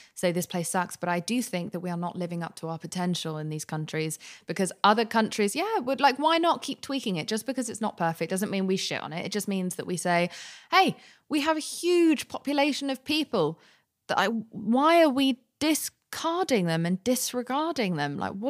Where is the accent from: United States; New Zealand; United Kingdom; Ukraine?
United Kingdom; London; also born or lived in Spain / Pakistan; I grew up partially in Spain and partially in Pakistan and then in London.